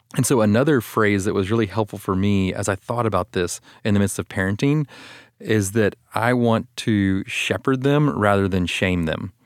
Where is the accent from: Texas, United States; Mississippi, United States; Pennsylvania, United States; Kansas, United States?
Texas, United States; Austin; I'm from Austin, Texas